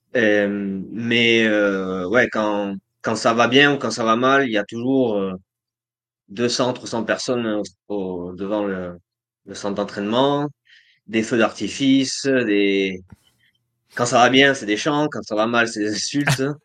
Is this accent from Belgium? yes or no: no; France; now in Colombia; en tant que Français